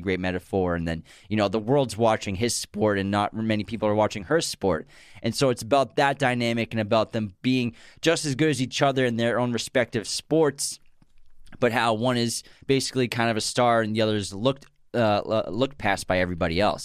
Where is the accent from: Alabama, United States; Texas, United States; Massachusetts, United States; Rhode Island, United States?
Massachusetts, United States; growing up in New England and Massachusetts